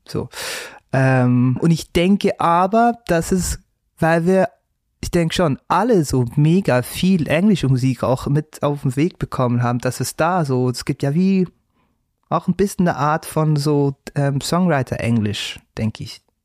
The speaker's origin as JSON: {"language": "German", "country": "Switzerland", "accent": "Swiss German", "said": "Erdbeeren zum Beispiel heißt Epperi, da wo ich herkomme, Epperi"}